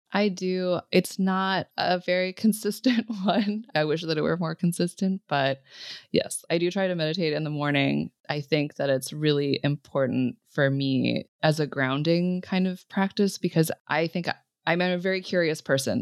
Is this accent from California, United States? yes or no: yes; California, United States; growing up in California